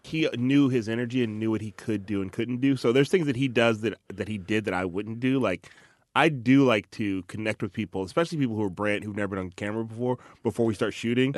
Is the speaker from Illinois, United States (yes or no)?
yes; Chicago, Illinois, United States; I'm from Chicago, went to high school in Chicago